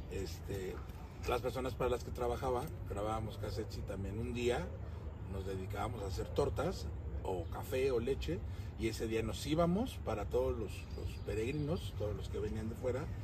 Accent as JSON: {"language": "Spanish", "country": "Mexico", "said": "somos los de México, chingados. Todos somos mexicanos. Todos somos mexicanos."}